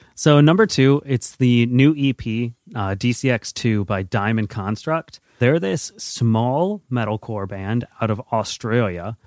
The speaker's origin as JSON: {"language": "English", "country": "United States", "said": "as an American"}